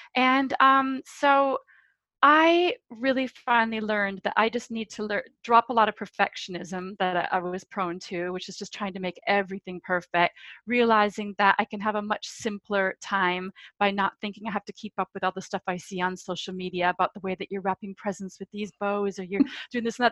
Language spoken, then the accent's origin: English; United States; now in London, United Kingdom; I'm American